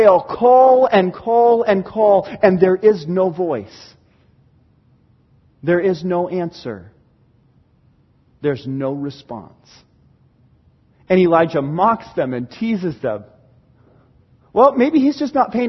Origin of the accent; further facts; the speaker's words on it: Pacific Northwest, United States; we're from the Pacific Northwest, and we know trees.